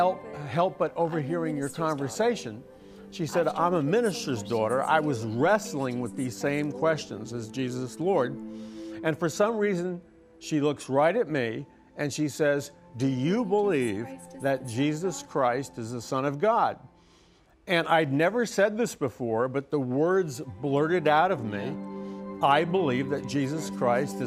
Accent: New York, United States; I'm from New York

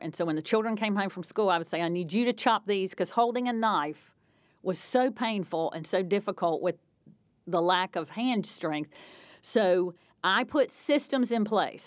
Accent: North Carolina, United States; moved away as an adult; also born or lived in Indiana; where I grew up in North Carolina

